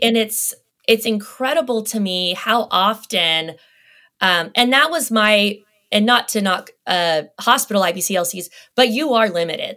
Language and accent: English; Las Vegas, Nevada, United States; I grew up in Las Vegas